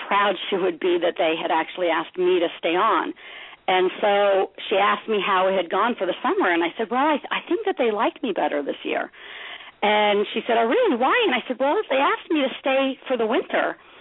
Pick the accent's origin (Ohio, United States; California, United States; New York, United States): California, United States; Los Angeles; I grew up in Los Angeles, California